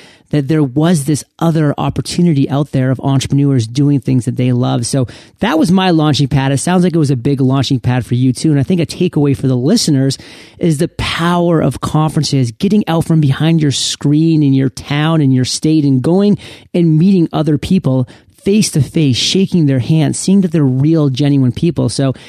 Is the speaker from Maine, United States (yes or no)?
yes; Maine, United States; now in San Diego, United States; I came from San Diego. {S2} You did. {S0} But then again, I am born and raised in Maine